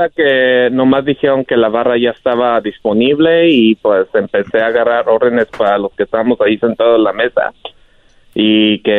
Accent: San Miguel de Allende, Guanajuato, Mexico; te hablan soy que de San Miguel Allende, Guanajuato, donde nació don eh. Ignacio Allende.

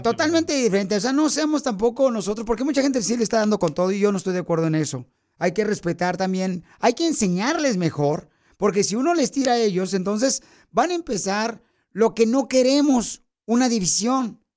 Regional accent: Mexico; moved away; yo soy mexicano

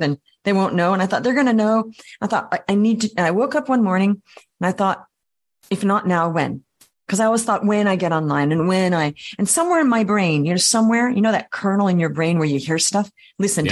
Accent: Australia; also born or lived in Paris, France / Vienna, Austria; now in New York City, United States; I grew up in Australia.

